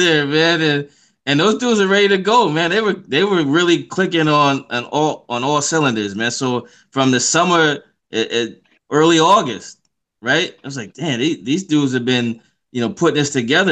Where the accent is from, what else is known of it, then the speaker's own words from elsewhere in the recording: Pittsburgh, Pennsylvania, United States; moved away as an adult; also born or lived in Atlanta, Georgia; I'm from Pittsburgh, man. I'm from City League